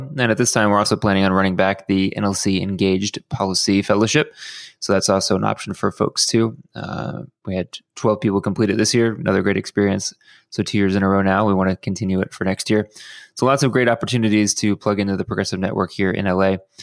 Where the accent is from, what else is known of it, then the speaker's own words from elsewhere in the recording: Houston, Texas, United States; now in Los Angeles, United States; my hometown of Houston